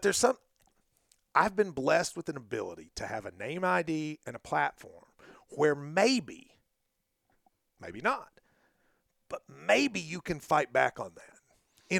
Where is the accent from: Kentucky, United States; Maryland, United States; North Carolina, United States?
Kentucky, United States; Middlesboro; we're in Middlesbrough, my hometown.